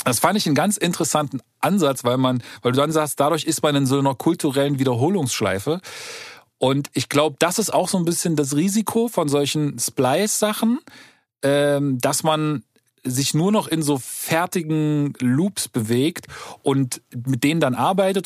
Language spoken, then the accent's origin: German; East Germany, Germany; bei uns im Osten